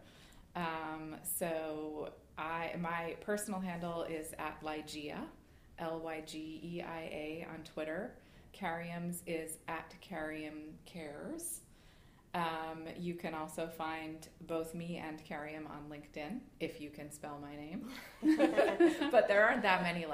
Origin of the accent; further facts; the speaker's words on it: Boston, Massachusetts, United States; we're recording this in Boston and I'm from Boston.